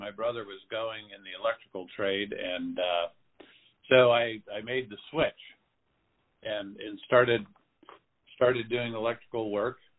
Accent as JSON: {"language": "English", "town": "Phoenix", "region": "Arizona", "country": "United States", "tie": "born or raised there", "also_born_or_lived": "South Dakota", "said": "So I grew up in Phoenix, Arizona. I was born in South Dakota, but we moved here when I was 10 months old"}